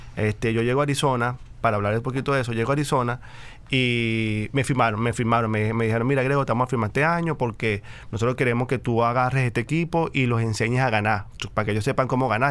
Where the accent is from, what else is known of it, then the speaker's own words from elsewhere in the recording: Venezuela; moved away as an adult; somos venezolanos